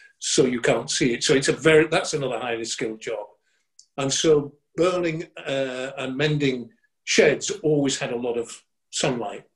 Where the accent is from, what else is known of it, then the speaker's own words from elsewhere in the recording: Bradford, Yorkshire and the Humber, United Kingdom; I come from Bradford, and we were in nursery together